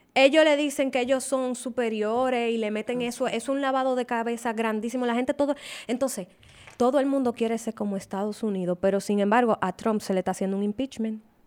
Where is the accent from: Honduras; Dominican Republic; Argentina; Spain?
Dominican Republic; yo soy dominicana y a mí yo amo mi país